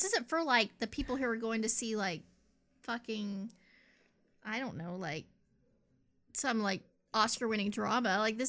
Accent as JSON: {"language": "English", "region": "the South", "country": "United States", "said": "I'm from the South. We say terrible, terrible things."}